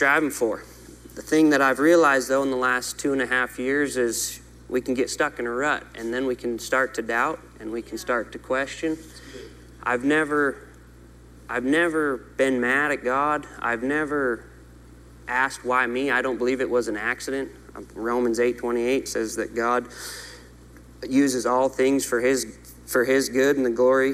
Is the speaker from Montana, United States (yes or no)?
yes; Montana, United States; I'm from Montana